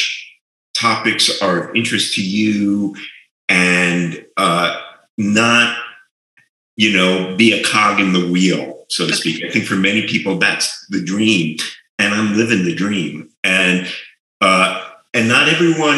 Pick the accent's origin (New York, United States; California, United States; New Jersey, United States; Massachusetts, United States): New York, United States; moved away as an adult; now in New Mexico, United States; I grew up in New York, and I had always lived in big cities